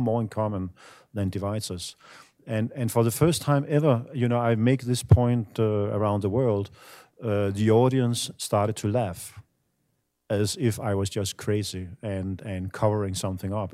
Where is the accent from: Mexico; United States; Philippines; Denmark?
Denmark; I'm from Denmark